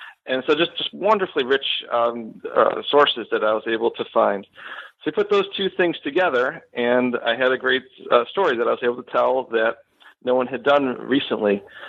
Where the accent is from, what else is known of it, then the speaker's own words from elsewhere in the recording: Buffalo, New York, United States; moved away as an adult; now in Florida, United States; So I am originally from Western New York. I grew up in the Buffalo area, and I moved down to Florida in 2010